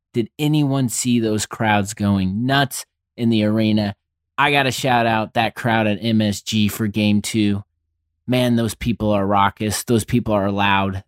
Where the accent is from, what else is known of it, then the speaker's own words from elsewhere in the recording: Indianapolis, Indiana, United States; I grew up in Indianapolis. I've lived here my entire life